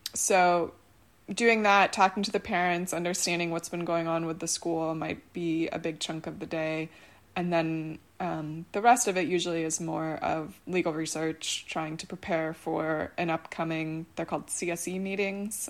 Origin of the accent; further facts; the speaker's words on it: Buffalo, New York, United States; moved away; both of whom are back in my hometown of Buffalo